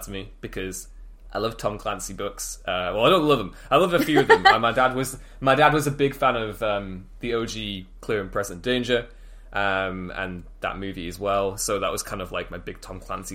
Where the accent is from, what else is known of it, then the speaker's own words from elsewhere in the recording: United Kingdom; as a Brit